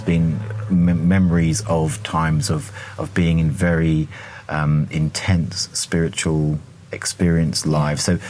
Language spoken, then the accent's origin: English; England, United Kingdom; accent: English; my English accent